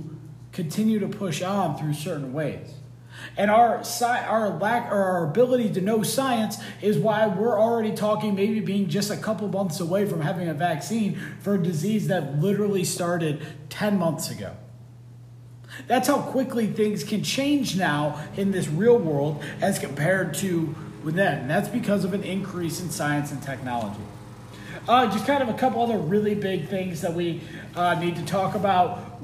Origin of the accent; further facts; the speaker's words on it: United States; We are one massive culture here in the United States